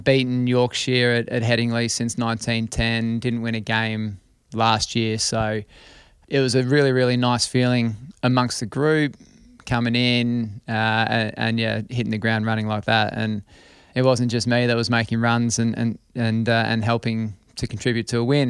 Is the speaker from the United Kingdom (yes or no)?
no; Australia; I was born in Australia.